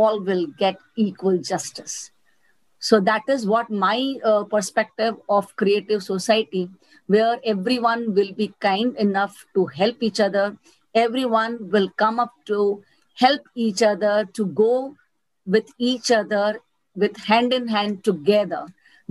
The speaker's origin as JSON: {"language": "English", "region": "Gujarat", "country": "India", "tie": "born or raised there", "also_born_or_lived": "Mumbai, India / Surat, India", "said": "I'm born in Mumbai, brought up in Gujarat"}